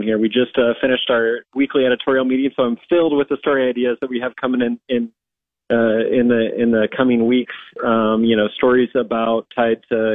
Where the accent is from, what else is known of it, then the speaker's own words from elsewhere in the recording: Red Cloud, Nebraska, United States; I'm from Red Cloud, which is, you know, a little town